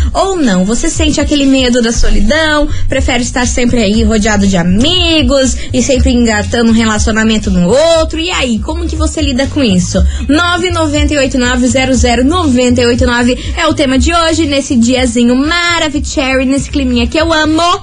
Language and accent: Portuguese; Brazil; a gente é brasileira